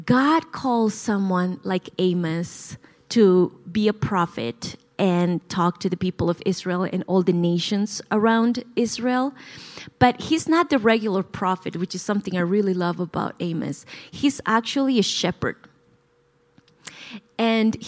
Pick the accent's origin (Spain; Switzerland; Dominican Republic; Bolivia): Bolivia; La Paz; English is a second language; moved away as an adult; now in United States; I was born and raised in La Paz, Bolivia. So if I ever say something that's sounds weird or I have an accent, that's the reason why